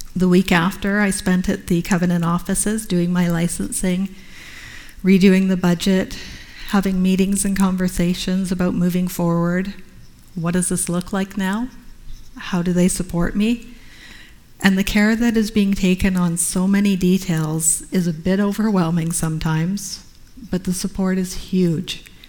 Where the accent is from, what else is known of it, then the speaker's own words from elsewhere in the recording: Canada; being a Canadian covenant missionary.